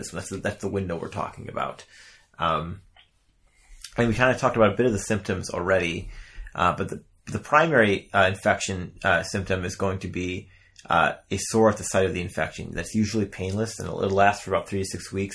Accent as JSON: {"language": "English", "region": "Midwest", "country": "United States", "accent": "Midwestern", "said": "my Midwestern accent"}